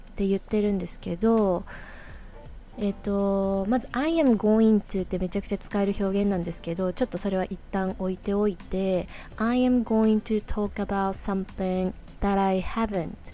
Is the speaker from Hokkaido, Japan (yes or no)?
yes; Hokkaido, Japan; now in New York, United States; I was born and grew up in Hokkaido I am でいう場合は変わらない事実私が北海道出身であることは変わらない事実